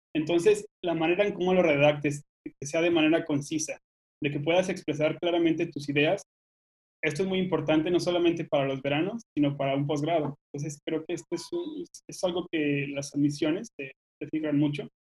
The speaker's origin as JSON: {"language": "Spanish", "town": "Gómez Palacio", "region": "Durango", "country": "Mexico", "tie": "born or raised there", "also_born_or_lived": "Guanajuato", "moved": "as an adult", "said": "nací en Gómez Palacio, Durango, en el norte, eh, pero como algunos de ustedes, también me, mudé a estudiar a otro lugar"}